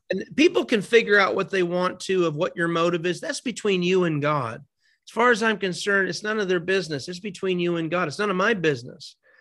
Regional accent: Binghamton, New York, United States; now in Florida, United States; my hometown in Binghamton, New York

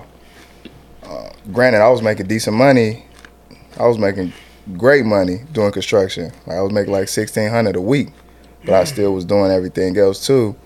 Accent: Chicago, Illinois, United States; moved away as an adult; also born or lived in Cleveland; I'm from Chicago

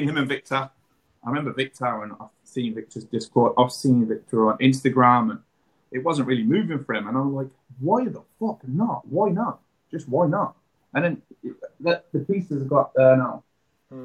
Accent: Coventry, West Midlands, United Kingdom; We're from Coventry

